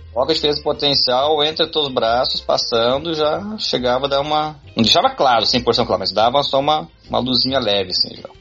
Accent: Brazil; meus pais são coreanos e se migraram o Brasil. Aí como eu nasci no Brasil

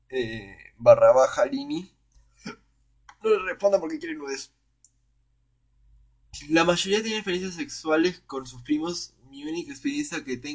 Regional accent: Spain; Soy español y vine intercambio. Cono o sea, fue intercambio a Chile.

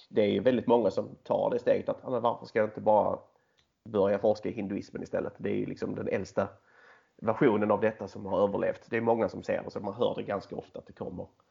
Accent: Skåne, Sweden; jag är skåning, 34 år gammal

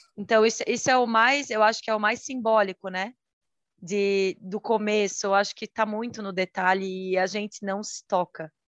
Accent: Santa Catarina, Brazil; sou de Santa Catarina

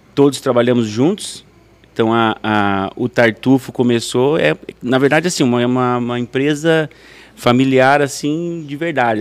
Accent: Faxinal, Brazil; moved away as an adult; also born or lived in Hyannis Port, Massachusetts, United States; com 18 anos, eu saí de Faxinal

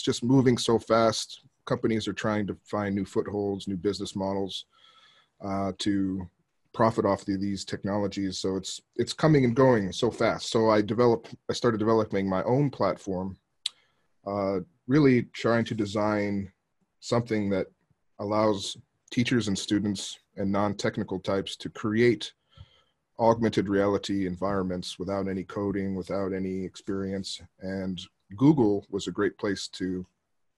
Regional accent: Arizona, United States; moved away as an adult; now in Japan; I'm originally from the States. I grew up in Arizona and been in Japan for about 15 years

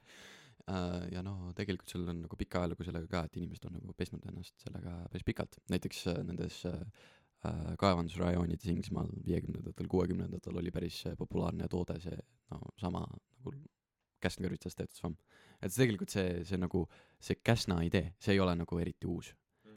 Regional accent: Estonia; oleme siin ja oleme eestlased ja teeme seda Eestis

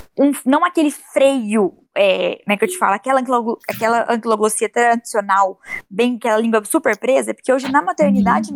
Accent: Uberaba, Minas Gerais, Brazil; aqui na minha cidade, eu sou de Minas, de Uberaba

